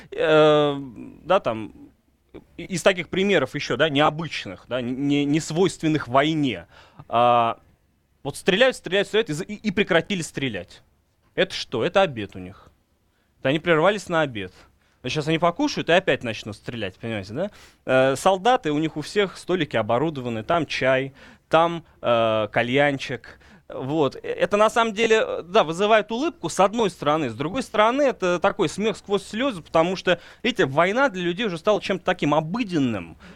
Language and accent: Russian; Russia; Ну, по мне не видно, что я из России.